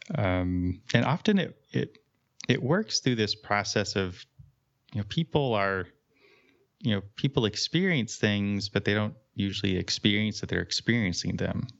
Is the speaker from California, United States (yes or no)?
yes; California, United States; moved away; I grew up in California